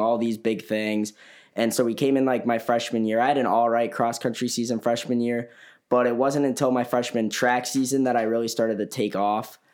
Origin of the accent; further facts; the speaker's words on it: Elgin, Illinois, United States; I'm from Elgin, Illinois